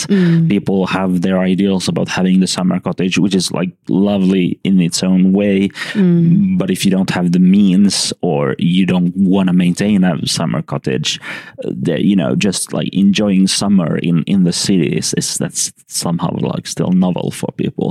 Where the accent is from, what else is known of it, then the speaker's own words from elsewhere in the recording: Helsinki, Uusimaa, Finland; I'm from Helsinki.